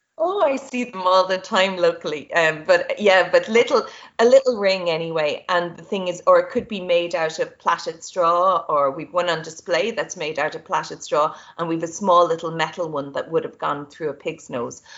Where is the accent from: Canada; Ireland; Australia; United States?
Ireland; we in Ireland